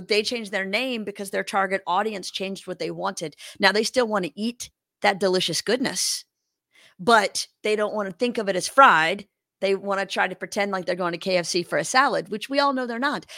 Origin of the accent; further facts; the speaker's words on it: Louisiana, United States; moved away as an adult; also born or lived in Los Angeles; I grew up in Louisiana